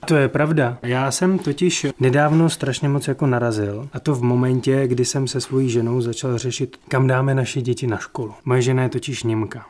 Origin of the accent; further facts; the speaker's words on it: Czechia; já jsem úplně menšinový Čech